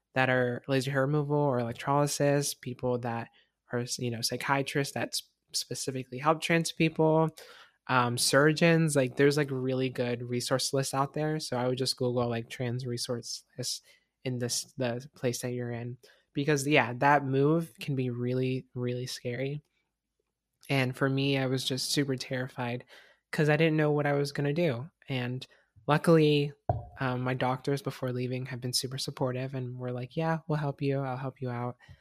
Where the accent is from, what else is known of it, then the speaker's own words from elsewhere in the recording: Florida, United States; moved away as an adult; now in Washington, United States; I'm, I'm from Florida